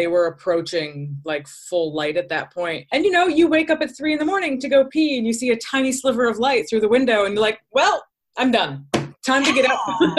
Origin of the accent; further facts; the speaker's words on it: Midwest, United States; moved away; also born or lived in Upstate New York; I grew up in the Midwest. Winter is nothing new to me.